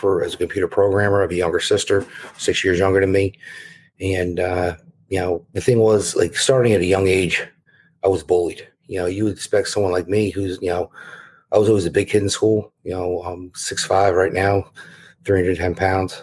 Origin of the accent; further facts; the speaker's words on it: New Jersey, United States; born and raised in North Jersey